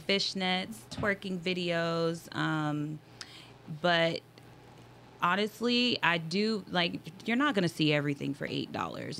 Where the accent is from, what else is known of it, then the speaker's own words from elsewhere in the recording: Las Vegas, Nevada, United States; I was born and raised in Las Vegas